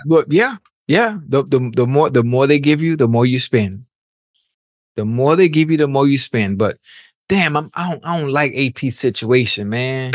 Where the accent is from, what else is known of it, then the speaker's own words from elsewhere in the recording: Miami, Florida, United States; I'm from Miami. You know, you know how Miami folks are. We flashy